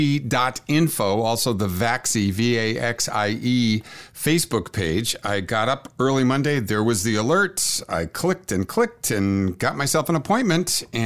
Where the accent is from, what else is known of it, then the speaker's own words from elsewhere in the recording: Worcester, Massachusetts, United States; I come from Abbie Hoffman land.